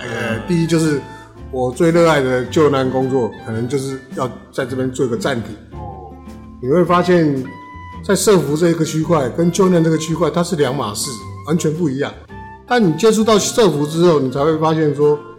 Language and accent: Chinese; New Taipei, Taiwan; 因为新德里是我的故乡，它是我的家乡。我在这里生活五十七年